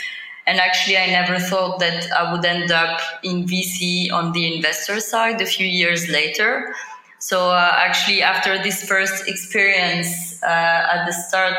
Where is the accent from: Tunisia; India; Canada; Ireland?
Tunisia; moved away as an adult; also born or lived in Paris, France / United States; I'm Tunisian, born and raised in Tunisia, then moved to Paris for a bachelor's and master's degree at Paris Dauphine University